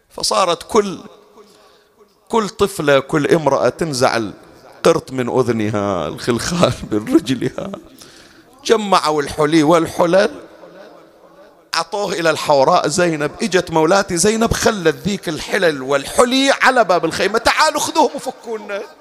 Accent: Bahrain; أحكي لك عندنا في البحرين

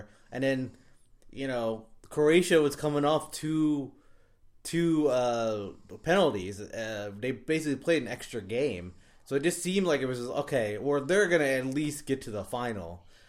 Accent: England, United Kingdom; But yeah, whatever. I'm not English anymore, so whatever.

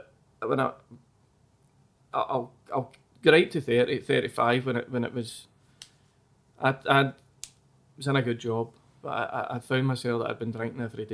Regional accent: Mogam, Scotland, United Kingdom; I was from Mogam

